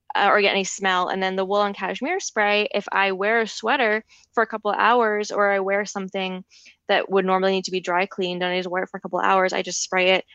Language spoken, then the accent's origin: English; Larchmont, New York, United States; the store in my hometown